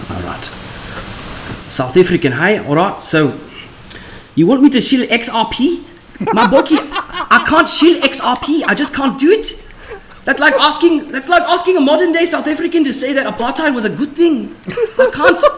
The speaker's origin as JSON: {"language": "English", "country": "Russia", "second_language": "English", "moved": "as an adult", "lives_now": "London, United Kingdom", "said": "I am from Russia. Uh, unfortunately, I had to move to London to escape my government"}